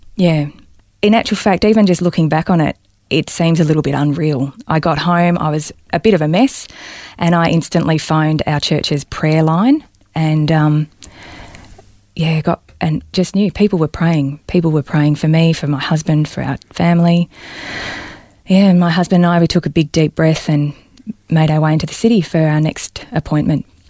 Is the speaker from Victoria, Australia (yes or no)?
yes; Balnarring, Victoria, Australia; I was born and raised in Balnarring on the Mornington Peninsula